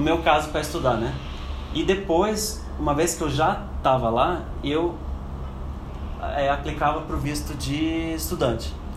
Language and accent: Portuguese; Curitiba, Paraná, Brazil; moved away as an adult; also born or lived in Frankfurt, Germany; now in Germany; eu nasci e cresci em Curitiba desde, é, até os 26 anos